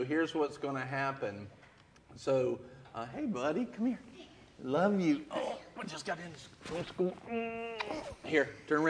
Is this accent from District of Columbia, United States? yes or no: no; Greensboro, North Carolina, United States; I grew up a couple of counties up in Guilford County in Greensboro.